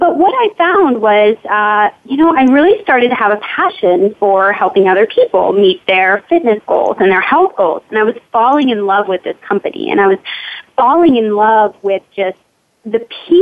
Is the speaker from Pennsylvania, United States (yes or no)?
yes; Pittsburgh, Pennsylvania, United States; I am from Pittsburgh, Pennsylvania.